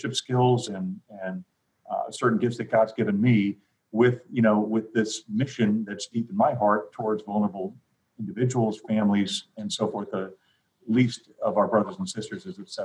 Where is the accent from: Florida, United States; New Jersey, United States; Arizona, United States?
Arizona, United States; Phoenix; I grew up in Phoenix. I'm the sixth of eight kids. I'm actually fourth generation Arizona